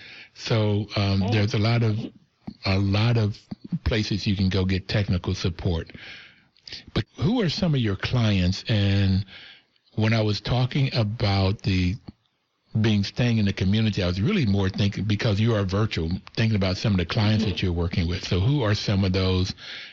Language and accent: English; West Virginia, United States; and it seemed like when I grew up in West Virginia, it was the whole community that raised us.